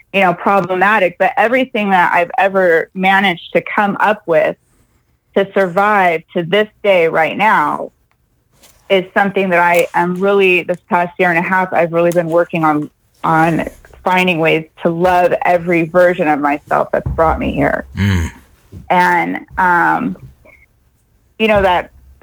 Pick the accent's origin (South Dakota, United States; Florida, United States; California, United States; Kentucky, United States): California, United States; Temecula; I am from Temecula, California